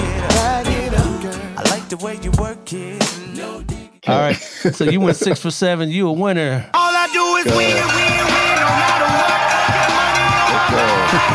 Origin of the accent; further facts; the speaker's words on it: Columbus, Ohio, United States; now in Sacramento, United States; I'm originally from Ohio